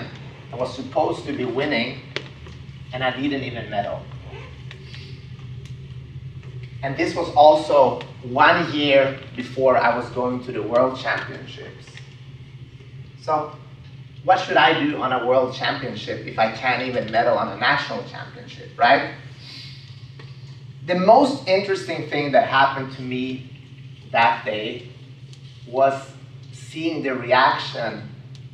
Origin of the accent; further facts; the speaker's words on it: Sweden; I grew up in Sweden, so I'm an immigrant